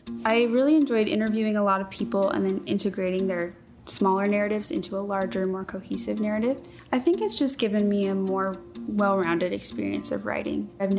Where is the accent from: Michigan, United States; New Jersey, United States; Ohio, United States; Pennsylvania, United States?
Ohio, United States; Dayton; I'm from Dayton, Ohio.